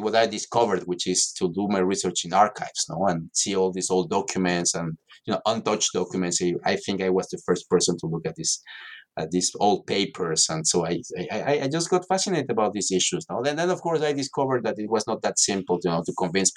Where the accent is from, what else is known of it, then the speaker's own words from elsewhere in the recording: Mexico City, Mexico; moved away as an adult; also born or lived in Paris; I'm from Mexico City originally, and I'm an economist